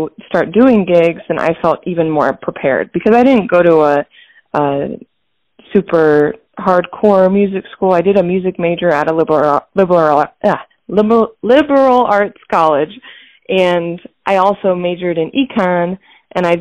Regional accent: Hudson, Ohio, United States; moved away as an adult; also born or lived in Grand Rapids, Michigan / Columbus, Ohio; now in Detroit, United States; I was born in Grand Rapids, Michigan, but my family moved when I was very young to a town in Northeast Ohio, which is where I grew up up until age 18

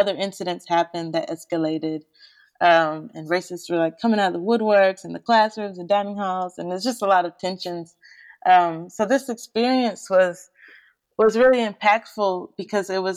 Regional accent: Nashville, Tennessee, United States; I'm someone who's born and raised in the South and predominantly grew up in Nashville and in the suburbs of Nashville as well.

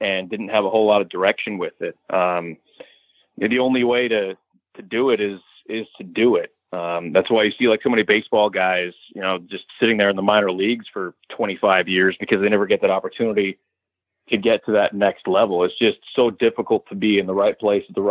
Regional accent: Westchester County, New York, United States; moved away as an adult; also born or lived in Long Island, New York; now in Portland, United States; I grew up in Westchester County, New York

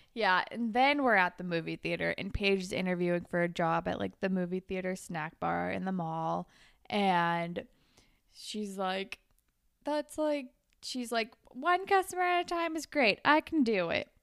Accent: California, United States; moved away; I didn't even live by the beach, even though I was from California

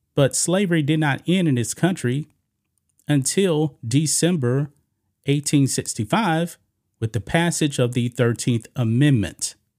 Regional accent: Beaumont, Texas, United States; I grew up in Beaumont, Beaumont, Texas, which is not far from Galveston

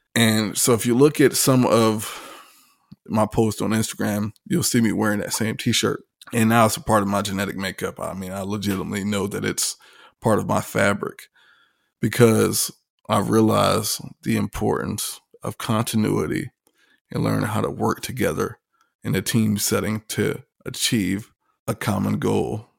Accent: Virginia Beach, Virginia, United States; also born or lived in Hampton, Virginia; I'm from Virginia Beach, Norfolk area. Uh, dad was in the Navy, grew up right there on the coastline

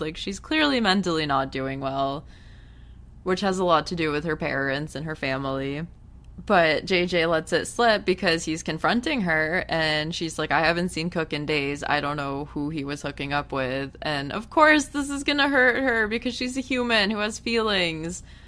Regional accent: United States; coming from an American where it's pretty bad here, too

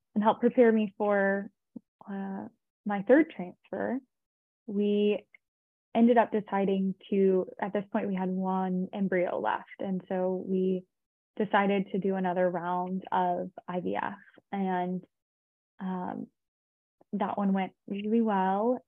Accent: Austin, Texas, United States; I'm actually from Austin, Texas

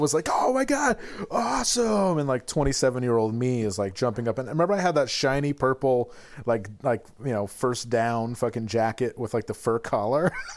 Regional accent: Glens Falls, New York, United States; moved away; I just have absorbed the spirit of my hometown

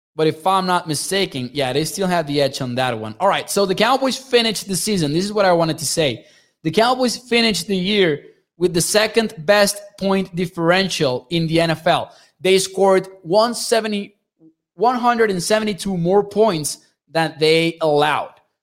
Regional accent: Mexico; I'm from Mexico

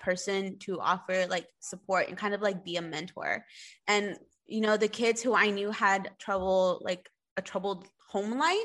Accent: Spring, Texas, United States; I grew up right here in Spring

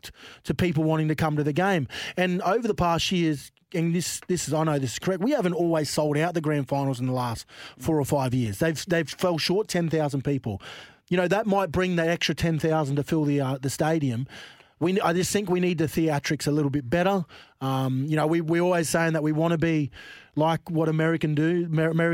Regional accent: Queensland, Australia; I am a Queenslander

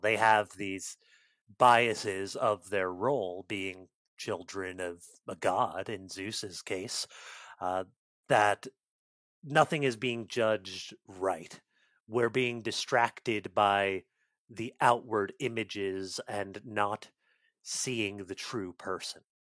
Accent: United States; as an American

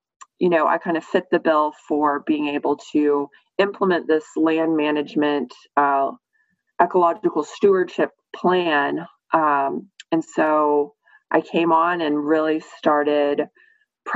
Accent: Austin, Texas, United States; I am an Austin native. I was raised here out in the Hill Country

